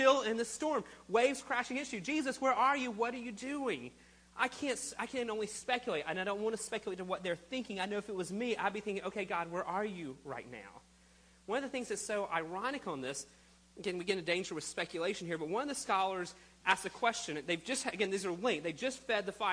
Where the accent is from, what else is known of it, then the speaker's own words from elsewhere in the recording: United States; We're the American culture of always in a hurry.